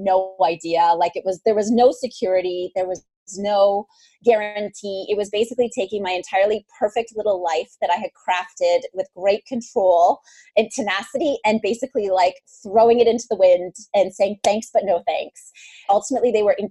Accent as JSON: {"language": "English", "region": "Northern Ontario", "country": "Canada", "tie": "born or raised there", "moved": "yes", "said": "I grew up in Northern Ontario."}